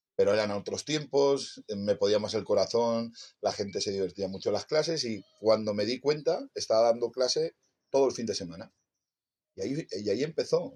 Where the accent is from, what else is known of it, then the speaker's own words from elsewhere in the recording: Torrent, Valencian Community, Spain; en mi pueblo, en Torrente